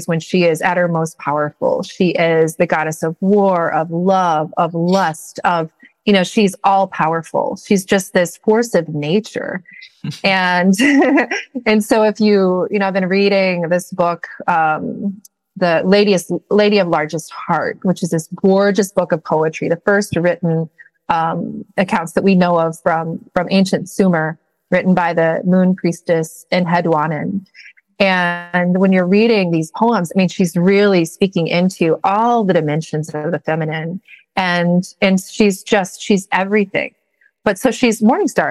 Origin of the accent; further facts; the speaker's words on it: Missouri, United States; moved away as an adult; also born or lived in New Mexico; I was moving from New Mexico back to my native Missouri